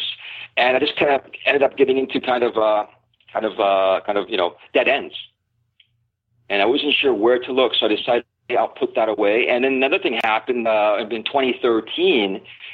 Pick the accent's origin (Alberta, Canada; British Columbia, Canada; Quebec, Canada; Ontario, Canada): British Columbia, Canada; Vancouver; now in Thailand; I was raised in Vancouver, British Columbia